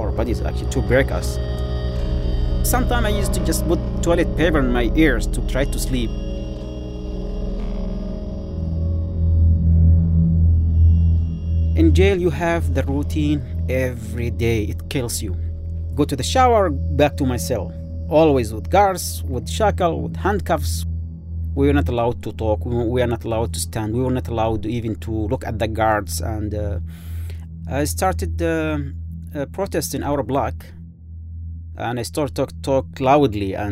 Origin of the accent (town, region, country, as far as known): Yemen; moved away as an adult